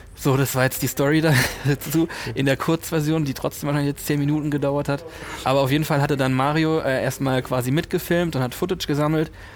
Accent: Kaiserslautern, Rhineland-Palatinate, Germany; moved away as an adult; also born or lived in Cologne; da, wo ich aufgewachsen bin, Kaiserslautern ist sehr nah bei Rammstein

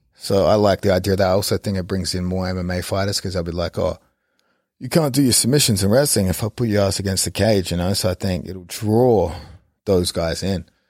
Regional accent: Australia; moved away; as an Australian

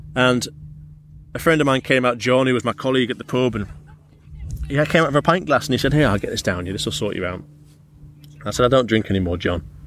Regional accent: Carlisle, North West England, United Kingdom; I'm brought up pretty close to this area, I'm from Carlisle originally

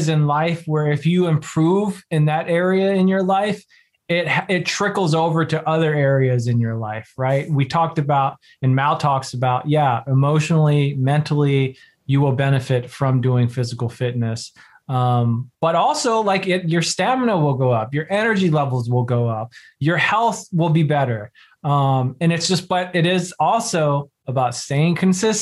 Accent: the South, United States; I'm from the South. I was raised in the South

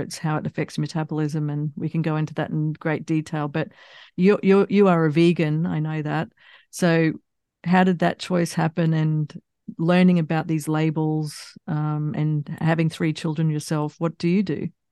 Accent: Australia; moved away; also born or lived in United States / England; I grew up in Australia

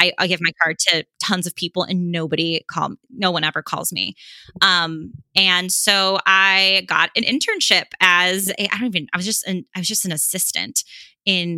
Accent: Los Angeles, California, United States; I'm from Los Angeles

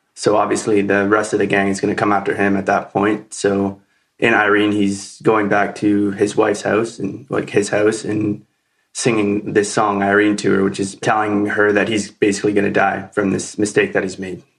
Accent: Wasaga Beach, Ontario, Canada; I grew up here in Wasaga, just like Rebecca

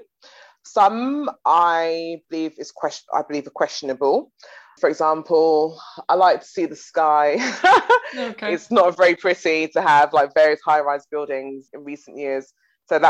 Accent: London, United Kingdom; also born or lived in Leeds; growing up and living in Tottenham

